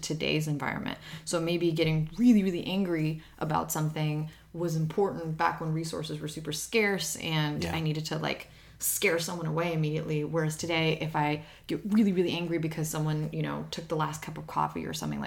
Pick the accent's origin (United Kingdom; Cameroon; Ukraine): Ukraine; I'm from Ukraine